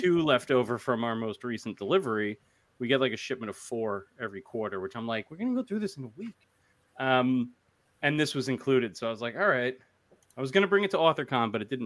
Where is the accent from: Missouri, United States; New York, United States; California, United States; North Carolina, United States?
New York, United States; Long Island; I'm from Long Island